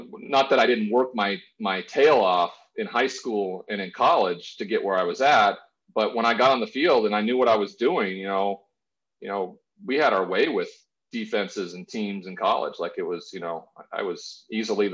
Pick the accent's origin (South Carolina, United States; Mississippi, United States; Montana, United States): Montana, United States; Great Falls; moved away as an adult; also born or lived in Washington State; a smaller town than where I grew up in Montana